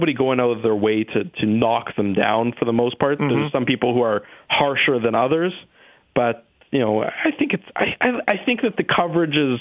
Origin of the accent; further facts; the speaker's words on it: Winnipeg, Manitoba, Canada; Winnipeg is a, you know, I'm born and raised here